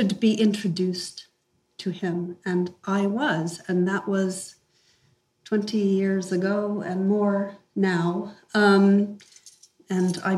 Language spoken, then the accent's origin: English; New York, United States; moved away; I grew up in the United States, in New York